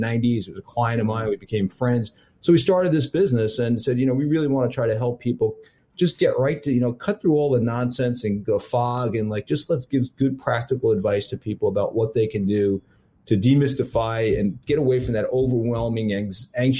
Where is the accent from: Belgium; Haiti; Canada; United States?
United States; New York; I'm from New York